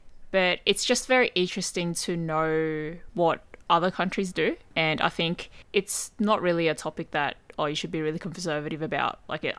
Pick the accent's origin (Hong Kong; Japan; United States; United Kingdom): Japan; I mean, if that's how the culture is in Japan, and I grew up in Japan, I don't think it's something that I would really think about